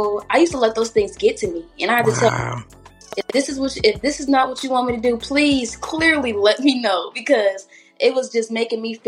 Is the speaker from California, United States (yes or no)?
yes; Riverside, California, United States; I'm from Riverside